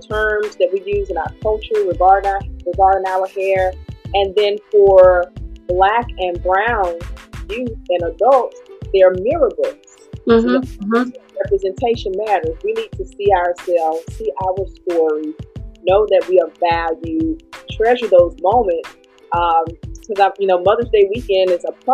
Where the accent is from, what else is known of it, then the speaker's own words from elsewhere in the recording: North Carolina, United States; Born and raised in North Carolina